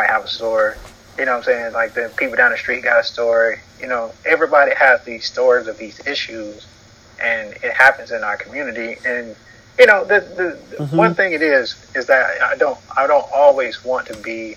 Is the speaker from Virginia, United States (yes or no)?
no; North Carolina, United States; now in Atlanta, United States; me growing up in North Carolina